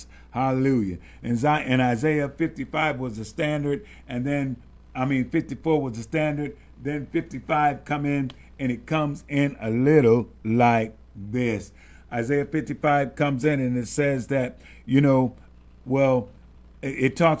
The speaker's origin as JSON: {"language": "English", "region": "the South", "country": "United States", "tie": "born or raised there", "said": "growing up in the South, that large family"}